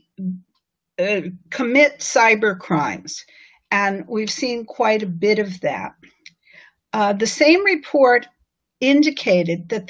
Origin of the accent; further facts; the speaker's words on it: New York City, New York, United States; my hometown paper, the New York Times